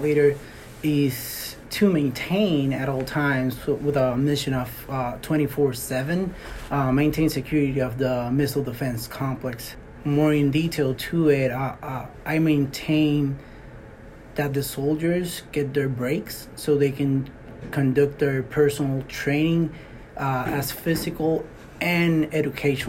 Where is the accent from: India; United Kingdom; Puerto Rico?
Puerto Rico; moved away as an adult; also born or lived in Alaska; now in Fort Greely, United States; I am from Puerto Rico. I was born in Puerto Rico, 23, I was in Puerto Rico